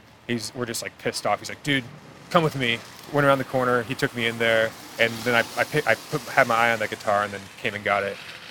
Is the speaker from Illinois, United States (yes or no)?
no; Kansas, United States; being landlocked and from Kansas